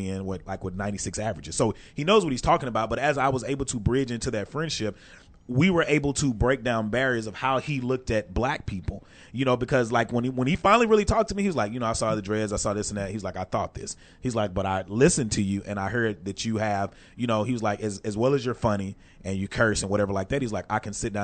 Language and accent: English; Texarkana, United States; moved away as an adult; also born or lived in Atlanta; I was fresh from Texarkana